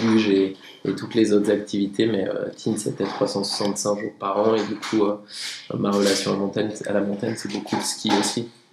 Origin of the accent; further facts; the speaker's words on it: Tignes, Auvergne-Rhône-Alpes, France; je viens de Tignes, j'ai grandi là-haut